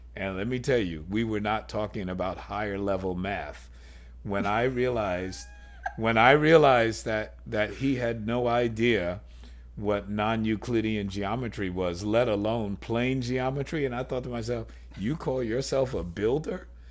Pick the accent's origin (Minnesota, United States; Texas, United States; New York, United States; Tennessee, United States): New York, United States; growing up as a New Yorker